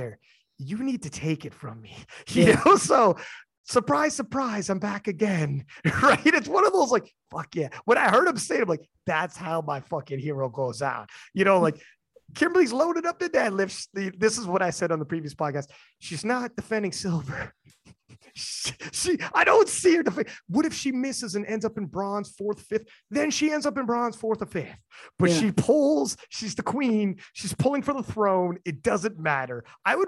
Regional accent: Canada; I'm Canadian

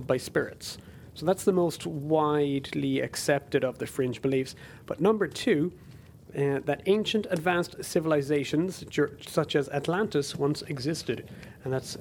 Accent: Ireland; the Irish language television station in my home country

